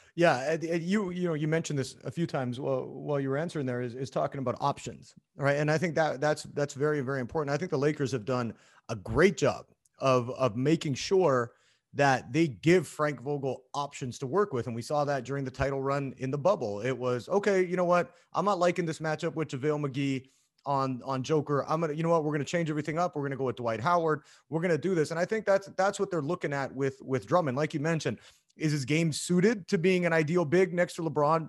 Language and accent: English; Canada; being a Canadian